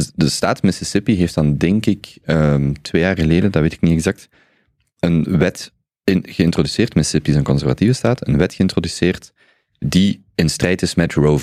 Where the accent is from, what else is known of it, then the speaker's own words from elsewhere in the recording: Belgium; als Belgen